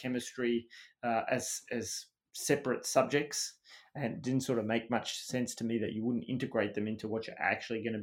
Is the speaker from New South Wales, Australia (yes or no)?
no; Melbourne, Victoria, Australia; moved away as an adult; also born or lived in United Kingdom; now in Boston, United States; So I was a Western suburbs kid in Melbourne, and I went out to school. So I went to the local primary school in a tiny suburb called Kealba